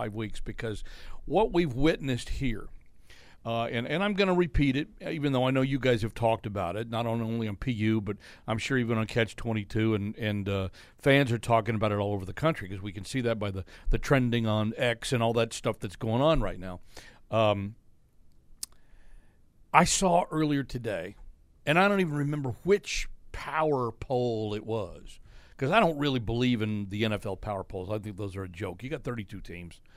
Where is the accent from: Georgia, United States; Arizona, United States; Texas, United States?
Texas, United States; Growing up in Texas, you know, where you know famously there's only two sports, football and spring football